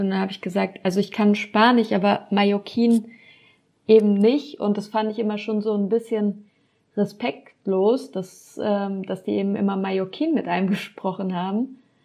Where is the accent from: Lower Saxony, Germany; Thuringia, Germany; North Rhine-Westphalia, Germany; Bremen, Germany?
North Rhine-Westphalia, Germany; Cologne; moved away as an adult; also born or lived in Düsseldorf; now in Gran Canaria, Spain; Ich komme aber eigentlich aus Köln